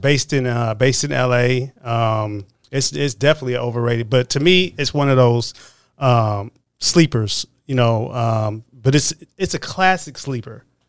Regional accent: Oakland, California, United States; I grew up in the Bay Area. I grew up in Oakland, California

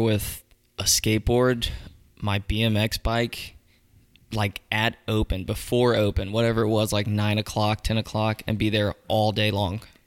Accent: Mooresville, North Carolina, United States; also born or lived in Pineville, North Carolina / Charlotte, North Carolina; I grew up in Mooresville

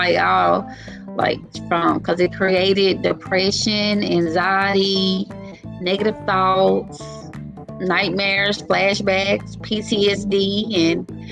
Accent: Grenada, Mississippi, United States; I'm from Grenada, Mississippi

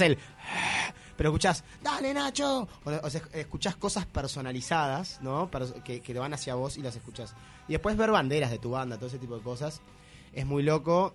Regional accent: Uruguay; yo soy uruguayo, soy músico

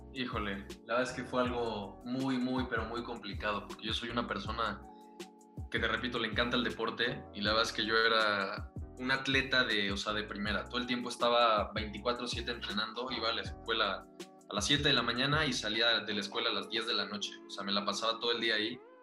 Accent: Monterrey, Nuevo León, Mexico; moved away; yo soy de Monterrey, yo nací en Monterrey, me mudo, me mudo para acá con mi familia

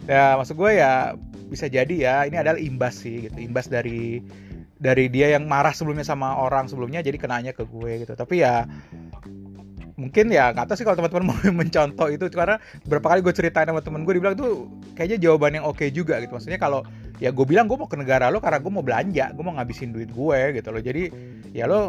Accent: Indonesia; tapi gue gue asli dari Indonesia

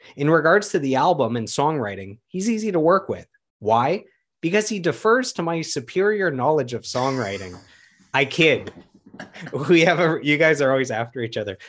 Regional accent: Ottawa, Ontario, Canada; my hometown of Ottawa

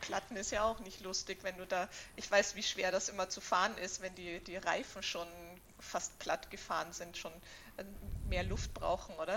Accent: Vienna, Austria; now in Berlin, Germany; ich bin ja aus Wien

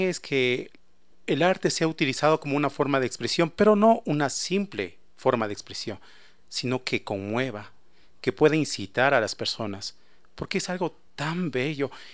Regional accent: Ecuador; nosotros como ecuatorianos

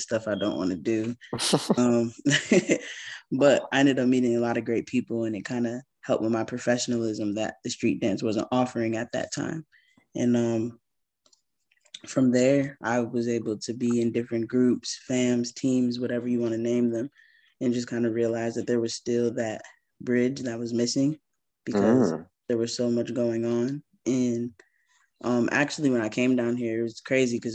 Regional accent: Connecticut, United States; now in Charlotte, United States; where I'm from Connecticut

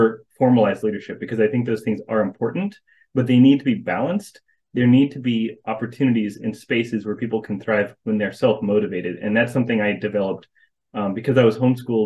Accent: North Carolina, United States; I was born and raised in North Carolina

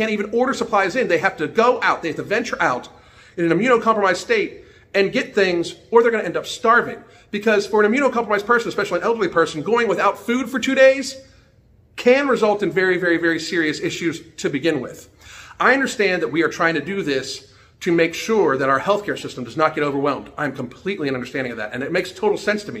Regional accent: United States; I'm an American citizen

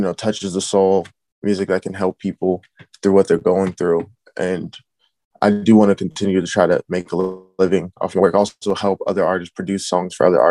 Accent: Illinois, United States; I am from the Illinois area.

